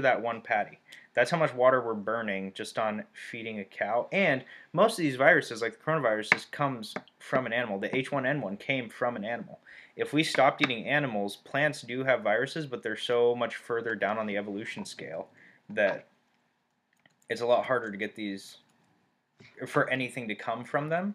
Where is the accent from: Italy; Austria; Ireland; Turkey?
Turkey; moved away; I grew up in Turkey, and we ate cucumbers and tomatoes and cheese for breakfast